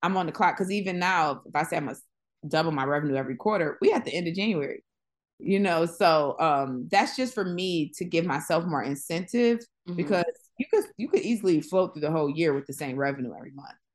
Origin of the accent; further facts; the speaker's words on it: Buffalo, New York, United States; now in Los Angeles, United States; I'm from Buffalo, New York.